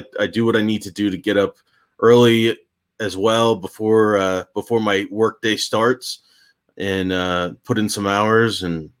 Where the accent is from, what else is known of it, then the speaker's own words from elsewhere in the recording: Morristown, New Jersey, United States; now in Denver, United States; Morristown, actually.